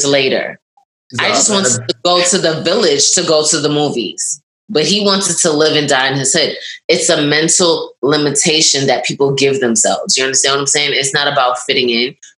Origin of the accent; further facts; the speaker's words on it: New York, United States; also born or lived in Barbados; Like, did I grow up in the hood? Yeah, I grew up in Brooklyn